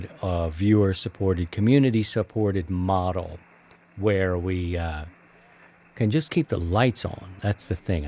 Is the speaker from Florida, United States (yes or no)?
no; Maryland, United States; they're in Maryland, they're from my home state